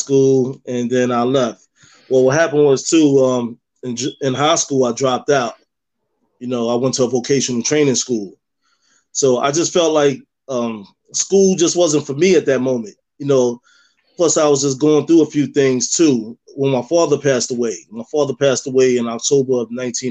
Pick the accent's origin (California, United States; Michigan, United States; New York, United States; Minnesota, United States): New York, United States; New York City; moved away as an adult; also born or lived in Cape May, New Jersey; now in North Cape May, United States; originally I'm from Harlem, New York.